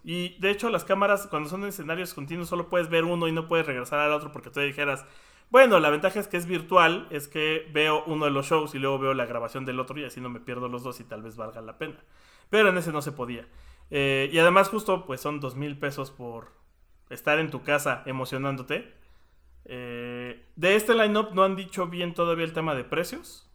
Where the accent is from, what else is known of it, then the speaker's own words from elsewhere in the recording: Mexico; somos mexicanos